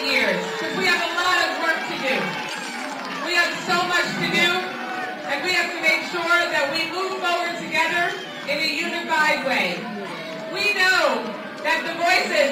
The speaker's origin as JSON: {"language": "English", "region": "Florida", "country": "United States", "said": "here in my with my home state"}